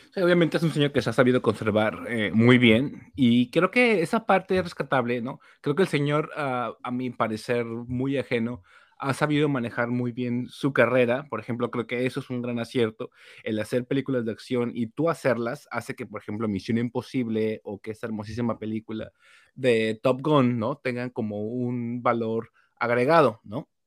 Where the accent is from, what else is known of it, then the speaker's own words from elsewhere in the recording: Mexico; uno como mexicano